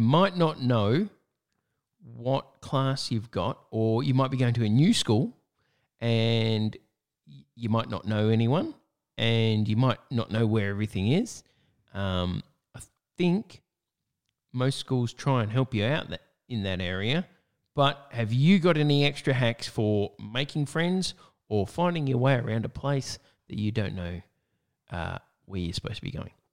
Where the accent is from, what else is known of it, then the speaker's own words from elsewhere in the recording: Australia; in Australia, it's our summer